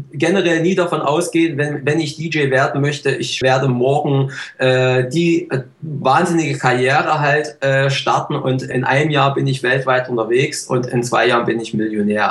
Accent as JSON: {"language": "German", "region": "East Germany", "country": "Germany", "said": "Ich komme ja nun aus dem Osten"}